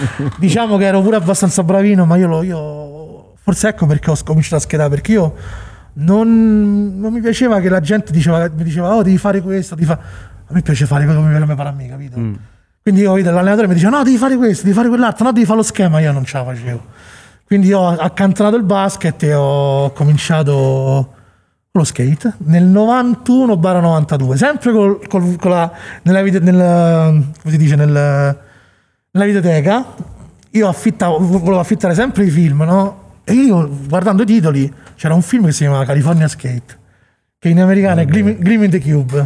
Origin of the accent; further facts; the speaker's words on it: Monte Porzio Catone, Lazio, Italy; moved away as an adult; also born or lived in Chicago; noi siamo di Monteporzio